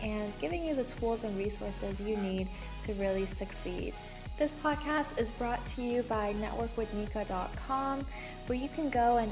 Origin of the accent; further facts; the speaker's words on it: Canada; also born or lived in West Coast, Canada / East Coast, Canada; now in Ottawa, Canada; I'm from Canada. So I lived on the West Coast, I've lived on the East Coast, I'm currently in Ottawa